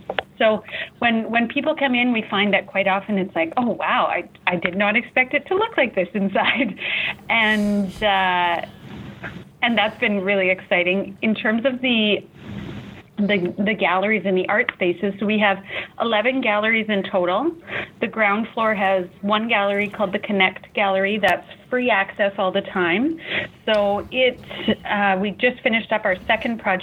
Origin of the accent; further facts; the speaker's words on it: Saskatoon, Saskatchewan, Canada; I am born and raised in Saskatoon. I have strong family roots here in the city